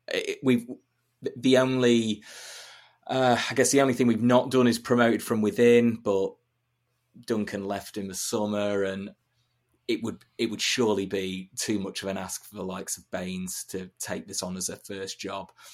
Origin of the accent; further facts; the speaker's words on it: Chesterfield, East Midlands, United Kingdom; I'm, I'm from Chesterfield, uh, Market Town in North East Derbyshire